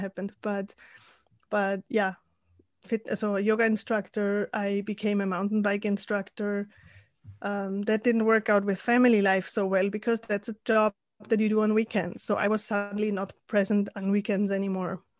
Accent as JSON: {"language": "English", "region": "Salzburg", "country": "Austria", "also_born_or_lived": "Spain / San Diego", "moved": "as an adult", "said": "I'm originally from Austria, from Salzburg"}